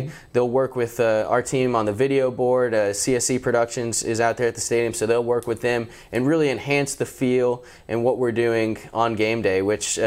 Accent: Atlanta, Georgia, United States; now in Shreveport, United States; I'm from Atlanta, Georgia

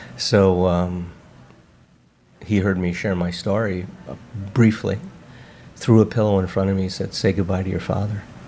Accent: Chicago, Illinois, United States; now in Westlake Village, United States; I was grew up in Chicago

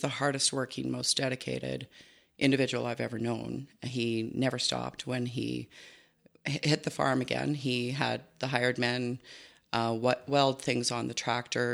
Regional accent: Spruce View area near Sundre, Alberta, Canada; also born or lived in Innisfail, Alberta; born in Innisfil and grew up on a farm close to Sundry, Spruce View area

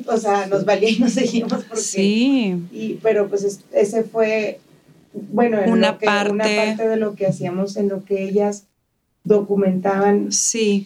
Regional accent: Chihuahua, Mexico; moved away as an adult; also born or lived in Las Vegas; now in El Paso, United States; Crecí en Chihuahua y me vine a los 18 años a estudiar a UTEP

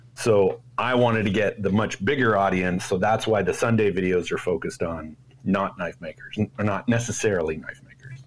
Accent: Toronto, Ontario, Canada; born or raised there; moved away as an adult; now in Bay Area, United States

